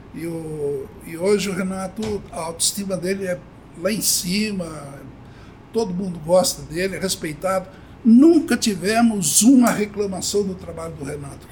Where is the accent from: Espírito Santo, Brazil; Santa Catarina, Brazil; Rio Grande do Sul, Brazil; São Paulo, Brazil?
São Paulo, Brazil; Avaré; moved away as an adult; also born or lived in Bauru; eu nasci em São Paulo e fui muito criança para Varé, meus pais foram para Varé. E em Avaré eu cresci